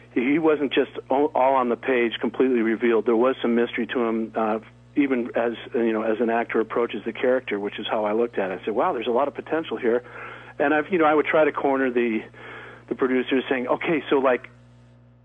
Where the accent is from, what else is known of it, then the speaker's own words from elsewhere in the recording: Connecticut, United States; moved away as an adult; also born or lived in Philadelphia / New York / Los Angeles; now in Studio City, California, United States; I grew up in Connecticut, in the 50s and 60s.